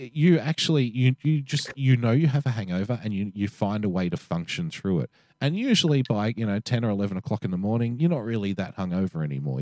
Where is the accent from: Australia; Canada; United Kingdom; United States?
Australia; Sydney, New South Wales; being an Australian male from Western Sydney